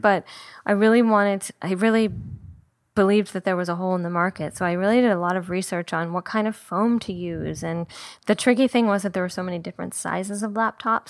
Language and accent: English; Saint Paul, Minnesota, United States; moved away as an adult; also born or lived in Indiana / San Francisco / Paris; now in Los Angeles, United States; I grew up in Minnesota. I grew up in Saint Paul, Minnesota, last of six kids